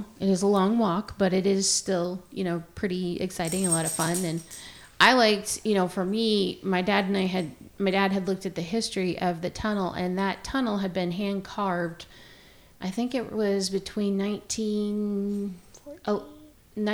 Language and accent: English; Pacific Northwest, United States; and I grew up in the Pacific Northwest